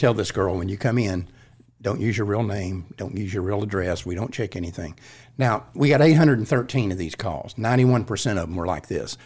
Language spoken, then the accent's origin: English; Fort Worth, Texas, United States; I grew up in Fort Worth.